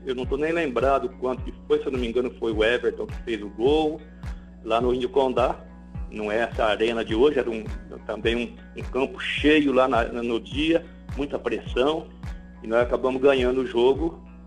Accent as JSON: {"language": "Portuguese", "town": "Londrina", "region": "Paraná", "country": "Brazil", "said": "por ser da, de Londrina, é, realmente ter iniciado no Londrina"}